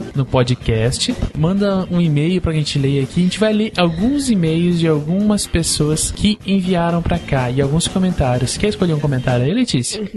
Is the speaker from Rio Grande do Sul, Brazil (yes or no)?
no; Curitiba, Paraná, Brazil; a gente não fala engraçado, não. A gente fala igual curitibano